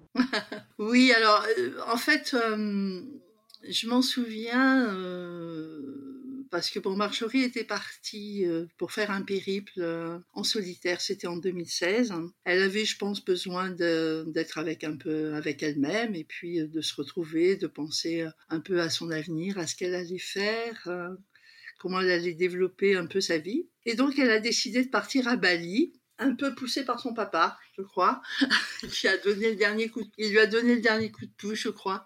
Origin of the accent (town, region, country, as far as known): Paris region, Île-de-France, France; born or raised there; moved away as an adult; also born or lived in Douala, Cameroon; now in La Ciotat, France